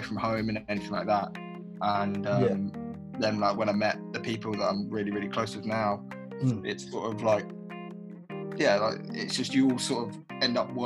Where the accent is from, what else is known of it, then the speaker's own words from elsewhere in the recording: Bromley, London, United Kingdom; I grew up in Bromley in South London